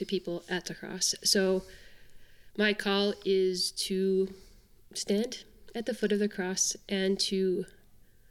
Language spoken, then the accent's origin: English; Canada; I'm from Canada